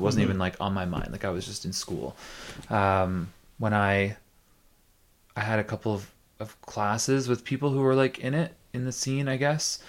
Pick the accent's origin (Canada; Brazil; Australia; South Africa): Canada; Tillsonburg, Ontario; now in St. Catharines, Canada; No, I grew up in Tilsonburg, which is like a little bit south of London. And came to St. Catharines to go to Brock.